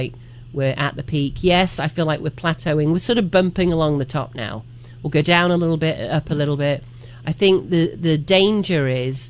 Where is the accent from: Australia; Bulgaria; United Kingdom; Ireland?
United Kingdom; England; also born or lived in Miami; now in Asheville, United States; I moved from a tiny little village in the middle of nowhere, basically, in England, and grew up surrounded by farms